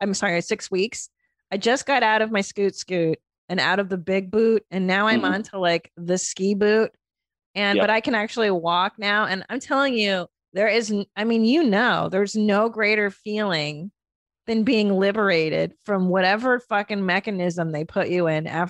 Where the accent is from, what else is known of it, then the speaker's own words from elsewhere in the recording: Southern California, United States; moved away as an adult; now in Texas, United States; I grew up in Southern California and it's such the culture in SoCal.